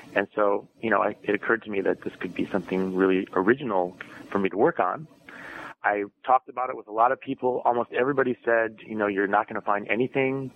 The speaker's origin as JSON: {"language": "English", "town": "Madison", "region": "Wisconsin", "country": "United States", "tie": "born or raised there", "said": "despite my Italian name, I am from Madison, Wisconsin. That's where I grew up"}